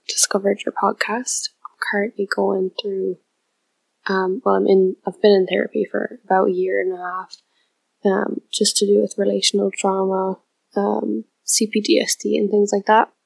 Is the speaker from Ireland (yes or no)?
yes; Ireland; I'm from Ireland